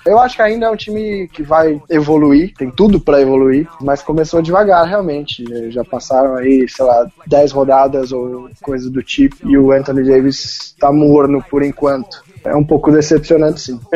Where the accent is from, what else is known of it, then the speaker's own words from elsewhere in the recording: Brazil; sendo brasileiro